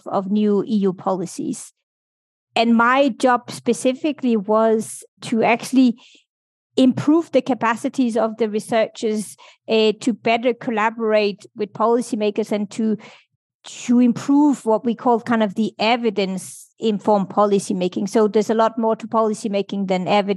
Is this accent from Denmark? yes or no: yes; Denmark; moved away as an adult; also born or lived in United Kingdom / Brussels, Belgium; I grew up in Denmark